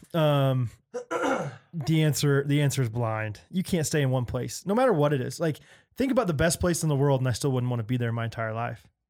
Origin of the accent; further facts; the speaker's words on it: Olathe, Kansas, United States; I'm from Olathe